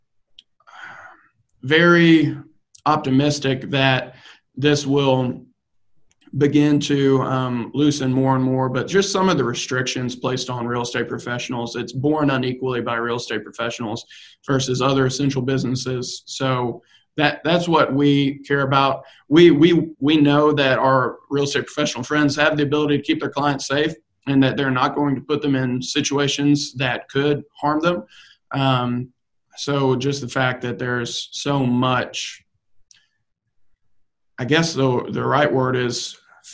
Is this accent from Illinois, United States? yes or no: no; Louisiana, United States; now in Dallas-Fort Worth, United States; I'm from Louisiana.